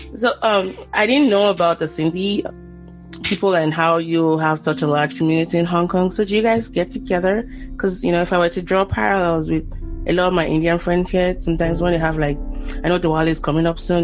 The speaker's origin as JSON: {"language": "English", "country": "Nigeria", "said": "I'm Nigerian"}